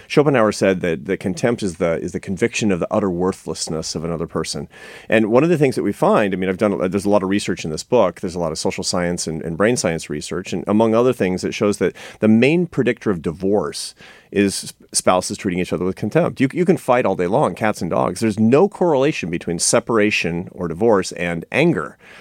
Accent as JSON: {"language": "English", "town": "Seattle", "region": "Washington", "country": "United States", "said": "I come from Seattle"}